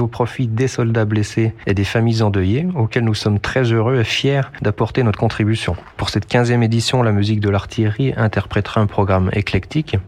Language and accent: French; Jura, Bourgogne-Franche-Comté, France; moved away as an adult; also born or lived in Dijon; now in Lyon, France; Je suis originaire du Jura